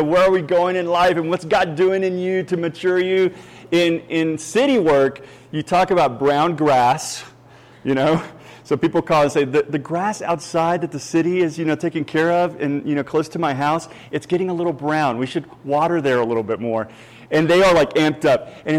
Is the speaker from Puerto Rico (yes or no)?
yes; Puerto Rico; English is a second language; also born or lived in Kentucky; now in Texas, United States; And now I'm originally from Puerto Rico. I ended up in Kentucky. That's where I met my Southern Belle over there. She taught me English. I got a little bit of a hick accent.